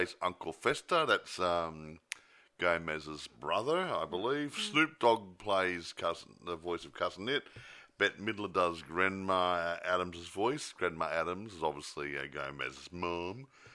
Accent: Australia; I'm being an Australian

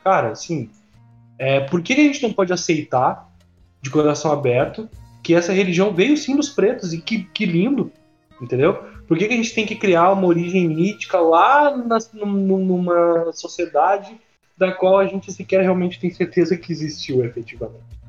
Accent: Rio Grande do Sul, Brazil; que sou gaúcho

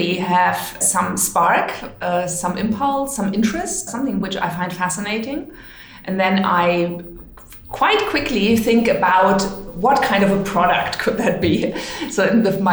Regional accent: Hamburg, Germany; I was born in Hamburg

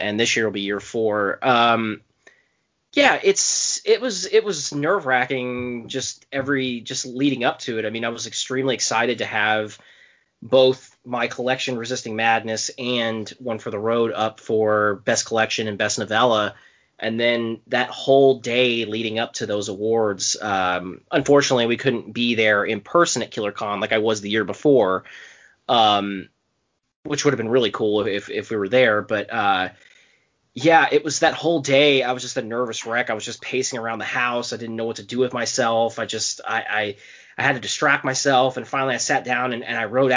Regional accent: Southwestern Indiana, United States; moved away as an adult; also born or lived in South Central Pennsylvania; now in Pennsylvania, United States; I live in South Central Pennsylvania for the last 4 years, but I'm originally from Southwestern Indiana.

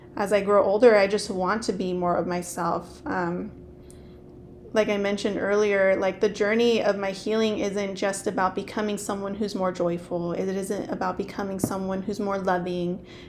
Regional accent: Lindsay, California, United States; I grew up in Lindsay. So there's like a lot of kids whose first language was Spanish.

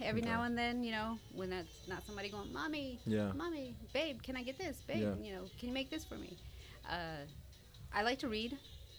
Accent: New Jersey, United States; now in Houston, United States; So, I'm actually a Jersey girl. I grew up in Jersey.

